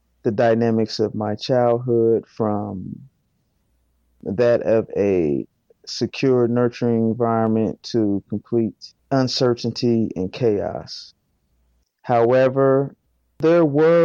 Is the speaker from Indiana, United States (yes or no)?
yes; Fort Wayne, Indiana, United States; I am from Fort Wayne, Indiana, born and raised, and I grew up in poverty